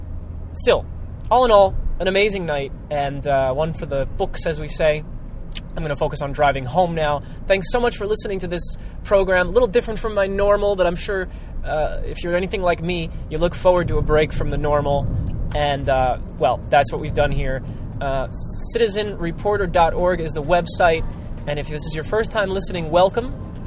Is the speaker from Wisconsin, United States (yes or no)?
no; Newark, New Jersey, United States; how it was so fun to go through my neighborhood, or at least the neighborhood I grew up in the Ironbound, and to see that these people from Newark didn't know my neighborhood